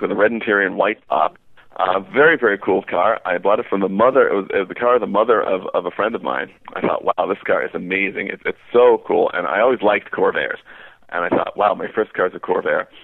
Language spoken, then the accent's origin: English; New York City, New York, United States; moved away; also born or lived in northern New Jersey; I was born in New York City in Manhattan and uh, grew up in Queens, borough of New York.